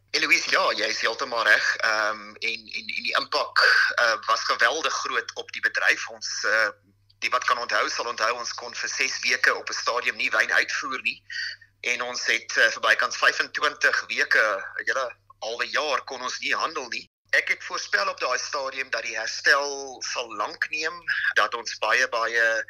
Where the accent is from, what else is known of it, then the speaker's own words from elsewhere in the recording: South Africa; ons as Suid-Afrikaners